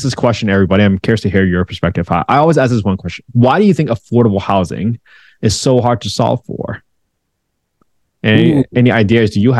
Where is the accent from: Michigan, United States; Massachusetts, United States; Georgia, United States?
Massachusetts, United States; Boston; my hometown of Boston